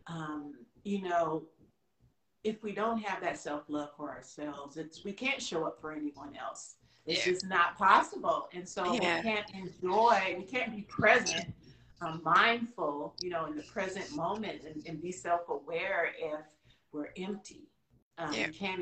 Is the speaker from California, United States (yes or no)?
yes; San Diego, California, United States; I'm from San Diego, California. So I was born and raised here.